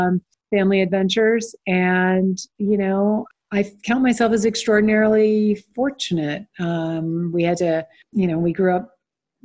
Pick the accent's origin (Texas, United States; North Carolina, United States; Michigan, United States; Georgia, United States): Georgia, United States; Stone Mountain; I grew up predominantly in Stone Mountain, Georgia, which is a suburb of Atlanta